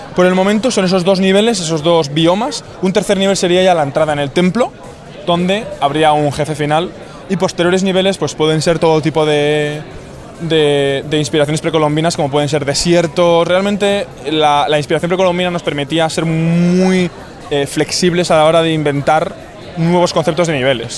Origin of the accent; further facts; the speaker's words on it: Bilbao, Basque Country, Spain; yo, por ejemplo, soy de Bilbao, soy de, aquí